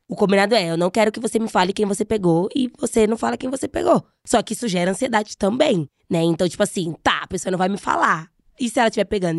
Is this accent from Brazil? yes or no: yes; Brazil; Eu sou brasileira